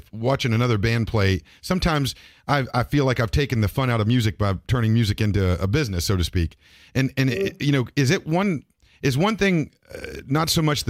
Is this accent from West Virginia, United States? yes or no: yes; West Virginia, United States; I'm from West Virginia